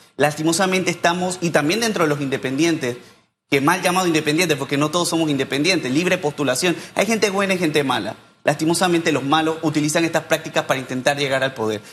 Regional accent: San Miguelito, Panama; yo soy un joven de San Miguelito

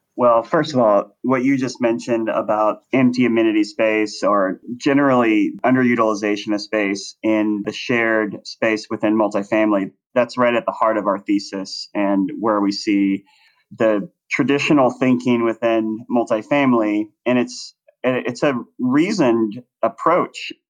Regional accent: Plano, Texas, United States; moved away as an adult; also born or lived in Los Angeles, California; I grew up in Dallas, Texas, in a suburb called Plano.

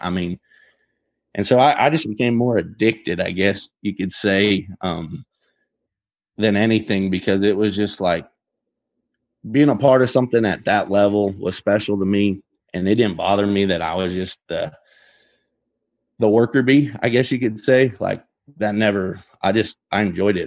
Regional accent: Geneva, Nebraska, United States; I'm from Gene-, Geneva, Nebraska

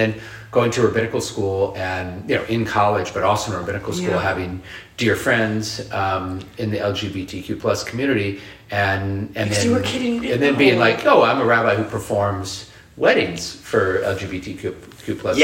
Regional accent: Omaha, Nebraska, United States; moved away; I grew up in a red state. I grew up in Omaha

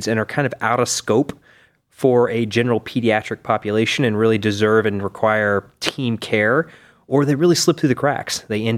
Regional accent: East Tennessee, United States; moved away as an adult; also born or lived in Cincinnati / Davis, California; now in Cleveland, United States; I'm from East Tennessee.

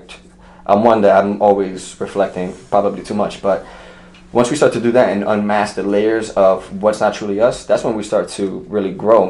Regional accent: New York, United States; I'm from New York, and I got to see a lot, I was exposed to a lot

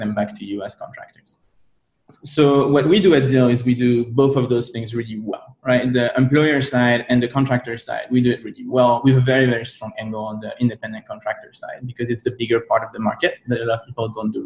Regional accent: France; moved away; I'm from Europe originally, right? I'm from France

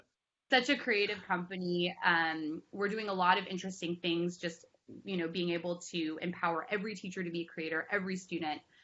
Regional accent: Berkeley, California, United States; also born or lived in San Francisco; I grew up in the Bay Area, so I'm from Berkeley originally, um, but moved to San Francisco.

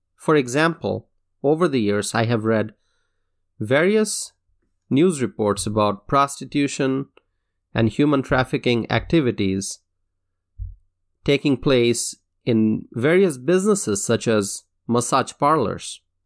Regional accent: Dhaka, Dhaka Division, Bangladesh; now in United States; I grew up in Dhaka, Bangladesh

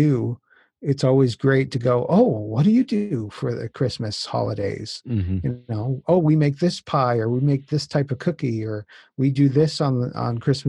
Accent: Newfoundland and Labrador, Canada; my background is I'm originally from Newfoundland.

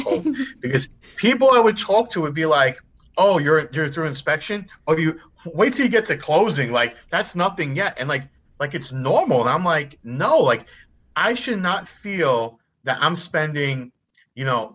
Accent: New York City, New York, United States; also born or lived in Rhode Island; I am from Staten Island, New York. I am 37 years old, born and raised in New York City. I lived here my entire life

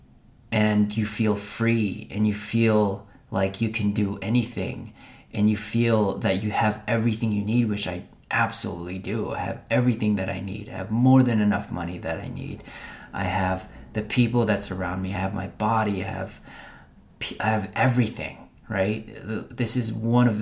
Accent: Philippines; I was born in Philippines

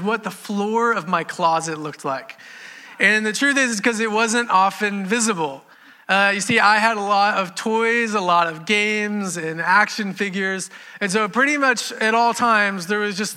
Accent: Houston, Texas, United States; also born or lived in Beaumont, Texas / Katy, Texas; I've lived in Houston most of my life. I was born in Beaumont, Texas, but we moved here when I was two

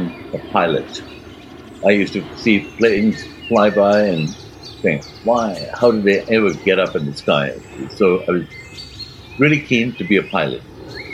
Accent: Karachi, Sindh, Pakistan; moved away as an adult; also born or lived in Bournemouth / London; I was growing up in Karachi, in Pakistan

